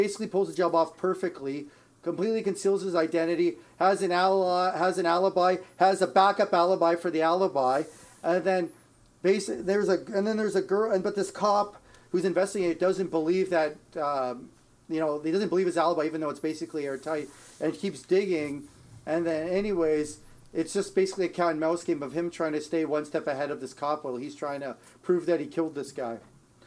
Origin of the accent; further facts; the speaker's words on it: Ontario, Canada; now in Edmonton, Canada; I'm in Edmonton, but I'm not like from Alberta. I'm from Ontario originally